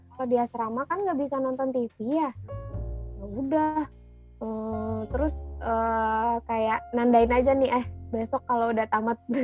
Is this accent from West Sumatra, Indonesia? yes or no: yes; Padang, West Sumatra, Indonesia; moved away as an adult; now in Jakarta, Indonesia; gue asal dari Padang